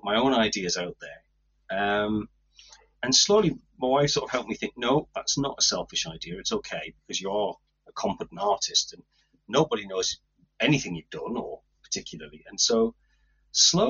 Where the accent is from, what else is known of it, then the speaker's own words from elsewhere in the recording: Tynedale, North East England, United Kingdom; I was brought up in Tynedale, and I never left Tynedale.